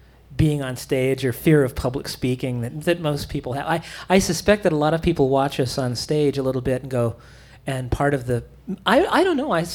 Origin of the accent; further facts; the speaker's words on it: Oskaloosa, Iowa, United States; moved away as an adult; now in Madison, United States; I'm from Oskaloosa, Iowa, which is not too far from Iowa City.